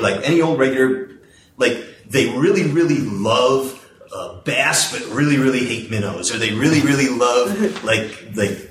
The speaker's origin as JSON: {"language": "English", "town": "Chicago", "region": "Illinois", "country": "United States", "tie": "born or raised there", "said": "I was from Chicago Public Schools"}